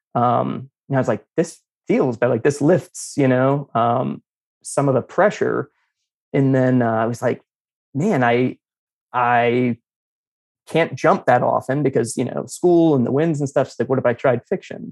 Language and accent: English; Kentucky, United States; moved away as an adult; I'm from Kentucky.